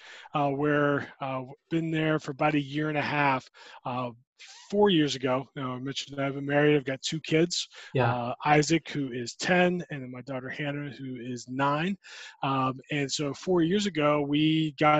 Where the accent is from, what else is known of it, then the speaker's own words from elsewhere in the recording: Dunwoody, Georgia, United States; I'm a native Georgian. I grew up in Atlanta